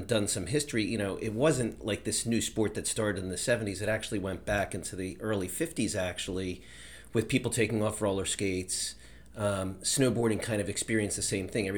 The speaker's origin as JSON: {"language": "English", "town": "Elkins Park", "region": "Pennsylvania", "country": "United States", "tie": "born or raised there", "said": "I grew up in Elkins Park here in Pennsylvania"}